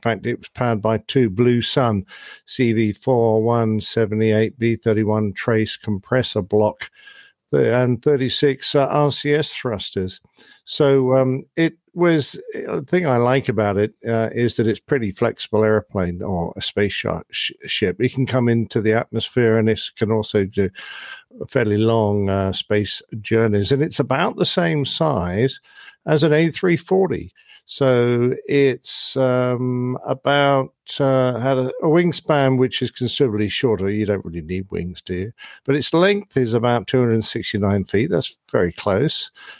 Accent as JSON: {"language": "English", "town": "Midland", "region": "Texas", "country": "United States", "tie": "born or raised there", "said": "I have hopes that there might be a new airline serving my hometown of Midland, Texas. It's a smaller area, but there's been a ton of growth out there"}